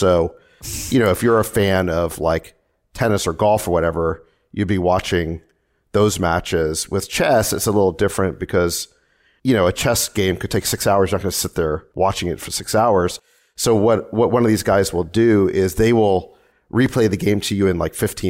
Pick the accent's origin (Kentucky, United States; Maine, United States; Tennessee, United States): Tennessee, United States; Memphis; also born or lived in South Africa; now in California; my parents were from South Africa, and we immigrated to the United States. When I was five, we moved to Memphis, Tennessee, and then I came out to California for